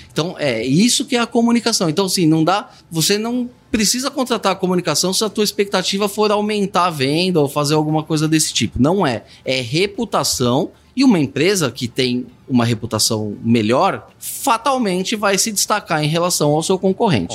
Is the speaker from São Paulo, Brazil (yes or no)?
yes; São Paulo, Brazil; Morei minha vida inteira em São Paulo